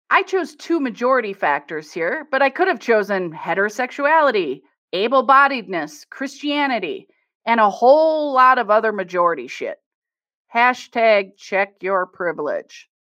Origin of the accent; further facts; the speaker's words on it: Midwest, United States; I'm from the Midwest, so I could tease my people